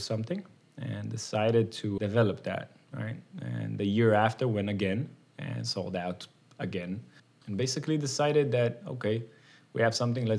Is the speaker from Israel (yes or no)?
yes; Israel; moved away as an adult; now in United States; I grew up in Israel. I didn't grow up here